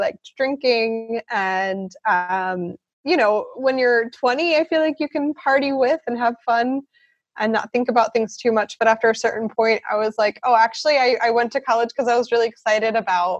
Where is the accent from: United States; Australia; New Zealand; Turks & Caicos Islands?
United States; Philadelphia, Pennsylvania; moved away as an adult; also born or lived in South Carolina / Chicago, Illinois; now in Freiburg, Germany; I'm from originally Philadelphia, Pennsylvania in the U.S.